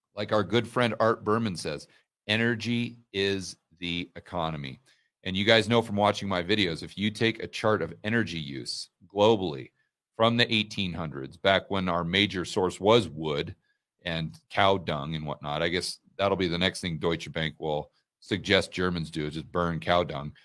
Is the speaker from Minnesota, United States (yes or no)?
no; Portland, Oregon, United States; also born or lived in Laurelwood, Oregon; when I was very small, I grew up way out in the countryside in Oregon, the middle of nowhere.